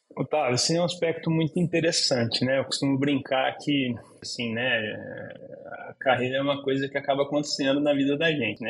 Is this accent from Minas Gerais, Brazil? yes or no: no; Olímpia, São Paulo, Brazil; first language Portuguese; eu sou de Olímpia, no interior de São Paulo, e passei toda a minha infância, minha adolescência